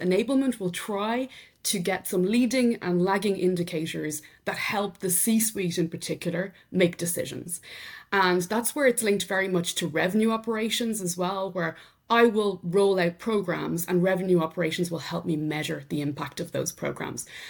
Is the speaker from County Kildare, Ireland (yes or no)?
no; Drumree, County Meath, Ireland; accent: Irish; first language English; moved away as an adult; also born or lived in Dublin, Ireland; now in France; I'm obviously Irish, from County Meath in Ireland, so rural Ireland. But having said that, I was brought up there, but very quickly at the age of twelve, sent to the Big Smoke to Dublin for secondary school